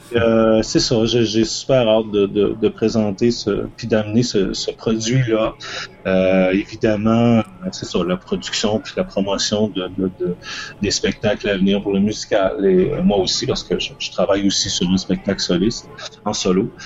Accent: Toronto, Ontario, Canada; chez moi à Toronto

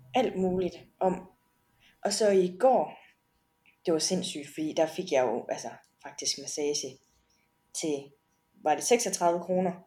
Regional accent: Denmark; derhjemme i Danmark

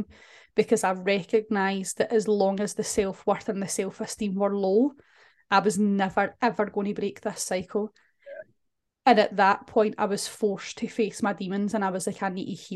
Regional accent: Scotland, United Kingdom; we're Scottish

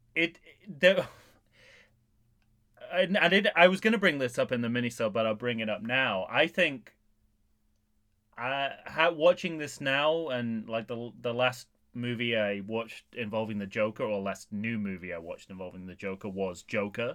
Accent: England, United Kingdom; being an Englishman who puts on an accent quite a lot

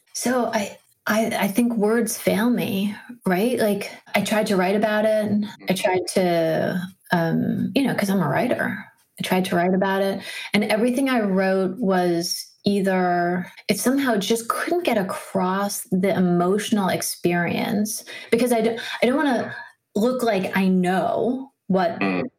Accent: Washington, District of Columbia, United States; I grew up in Washington, D.C.

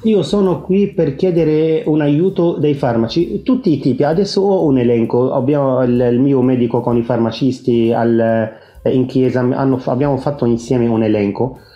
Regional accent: Lebanon; Italian is a second language; also born or lived in Italy; now in Byblos, Lebanon; Io sono di origine libanese.

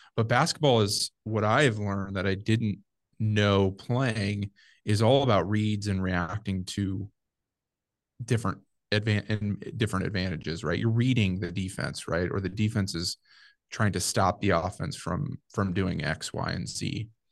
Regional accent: Nebraska, United States; Ended up moving back to my hometown

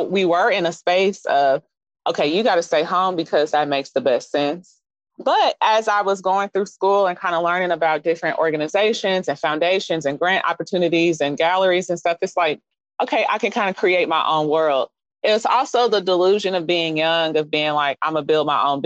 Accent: Kansas City, Missouri, United States; also born or lived in Phoenix, Arizona; I'm from Kansas City, Missouri

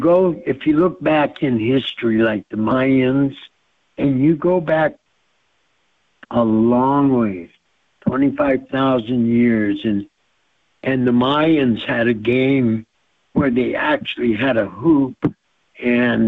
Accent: Blackfeet Reservation, Montana, United States; I was raised on the Blackfeet Reservation, a place they call Seville Flats

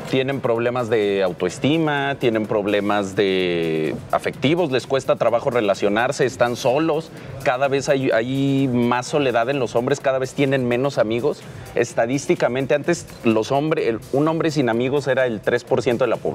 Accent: Aguascalientes, Mexico; yo soy del norte, yo soy, bueno, no hay una duda, yo soy de Aguascalientes y en Aguascalientes

